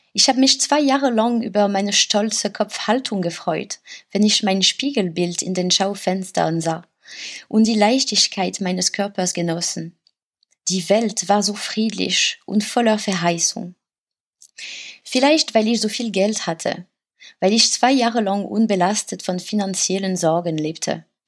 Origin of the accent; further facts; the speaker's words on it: France; German is a second language; moved away as an adult; now in Berlin, Germany; bei uns in Frankreich